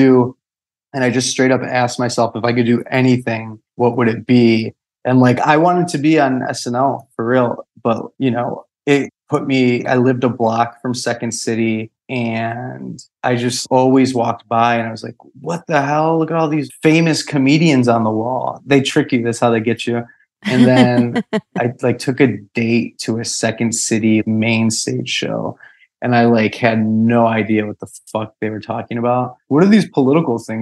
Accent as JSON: {"language": "English", "town": "Chicago", "region": "Illinois", "country": "United States", "tie": "born or raised there", "said": "I grew up in Chicago"}